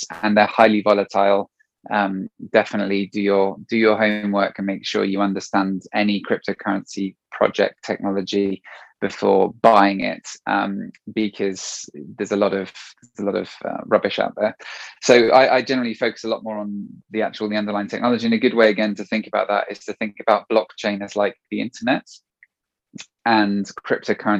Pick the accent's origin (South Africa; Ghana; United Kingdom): United Kingdom; Marlow, South East England; also born or lived in France; now in England; I grew up in Marlow